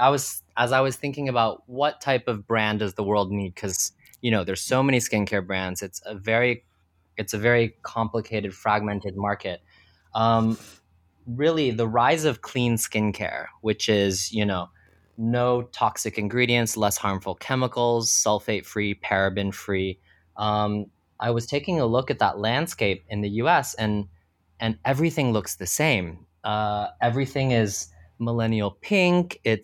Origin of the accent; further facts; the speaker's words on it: Texas, United States; So I was born and raised in Texas, went to school for finance